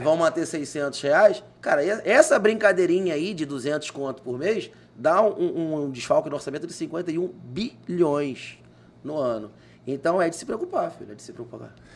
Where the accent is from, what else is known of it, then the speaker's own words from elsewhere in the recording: Rio de Janeiro, Brazil; accent: Carioca; moved away as an adult; now in Cuiabá, Brazil; Sou original do Rio de Janeiro, made in Rio, da Gema